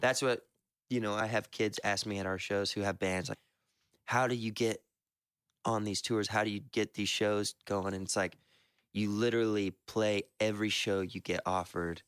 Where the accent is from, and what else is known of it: the South, United States